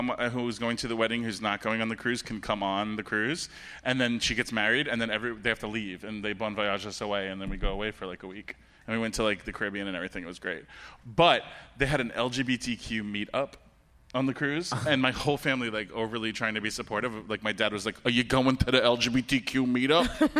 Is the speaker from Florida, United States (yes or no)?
yes; Fort Lauderdale, Florida, United States; also born or lived in Brooklyn, New York; I'm from Brooklyn, but I grew up in Fort Lauderdale